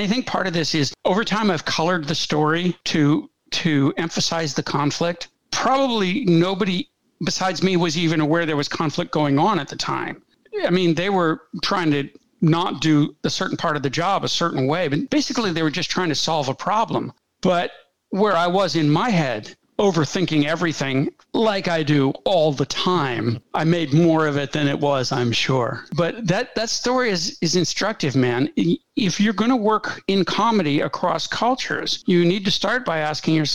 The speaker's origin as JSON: {"language": "English", "country": "United States", "tie": "born or raised there", "said": "I grew up in America in the 1960s"}